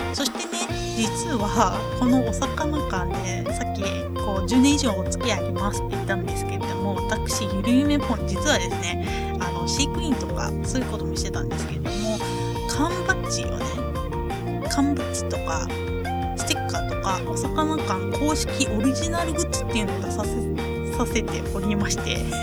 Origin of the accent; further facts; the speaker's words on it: Ehime, Japan; moved away as an adult; now in Tokyo, Japan; 愛媛に帰省した